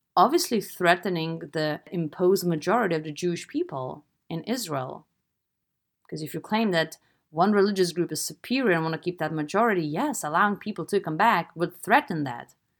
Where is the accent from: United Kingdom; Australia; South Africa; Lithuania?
Lithuania; I'm from Eastern Europe. I'm from Lithuania